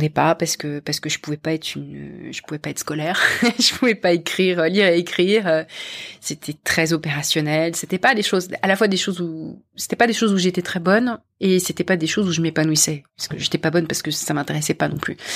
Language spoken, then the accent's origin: French; Paris, Île-de-France, France; moved away as an adult; now in London, United Kingdom; c'est comme ça que je suis partie de France, de Paris et de France et j'ai rejoint une entreprise américaine de la tech à Londres.